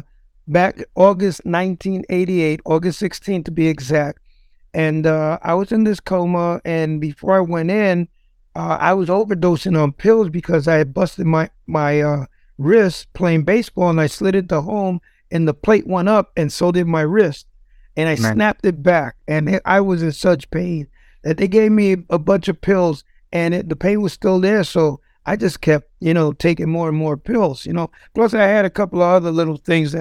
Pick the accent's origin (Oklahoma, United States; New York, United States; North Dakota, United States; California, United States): New York, United States; New York City; moved away as an adult; now in Ohio, United States; I'm from the Bronx. I used to be involved in drugs, gangs, you know, the whole nine growing up.